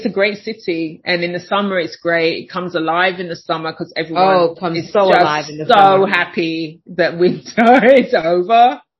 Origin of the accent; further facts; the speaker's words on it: United Kingdom; moved away as an adult; now in Chicago, United States; I live in Chicago. You can hear I'm not from Chicago.